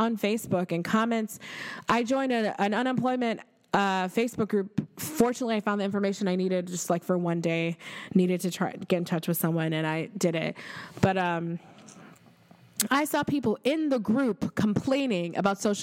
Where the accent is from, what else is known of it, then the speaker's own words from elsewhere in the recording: New York, United States; as a New Yorker